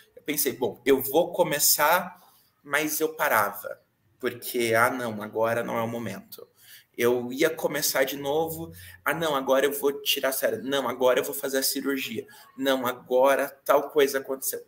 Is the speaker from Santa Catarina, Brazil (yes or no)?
yes; Araquari, Santa Catarina, Brazil; eu sou de Araquari, Santa Catarina, onde aqui nessa cidade eu tô com a Orion Jogos